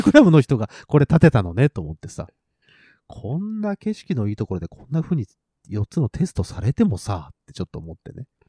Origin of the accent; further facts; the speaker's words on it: Nagoya, Aichi, Japan; 地元は名古屋なので